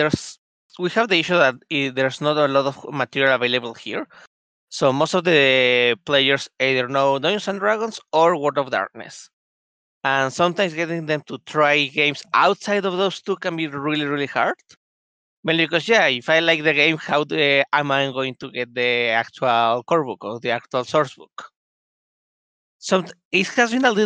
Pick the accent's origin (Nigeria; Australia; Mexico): Mexico; I'm from Mexico